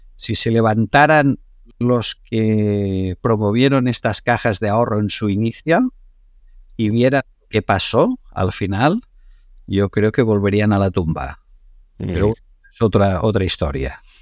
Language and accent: Spanish; Spain; yo cuando iba a Nueva York y decía que era de España